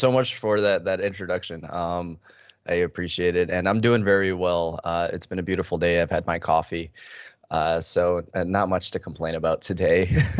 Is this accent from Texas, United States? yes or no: no; Detroit, Michigan, United States; also born or lived in Chicago; now in Arizona, United States; I was born in Chicago, and I lived there for about 6 years of my life. My family then moved for new opportunities to Detroit, Michigan, where I spent the better half of a decade there.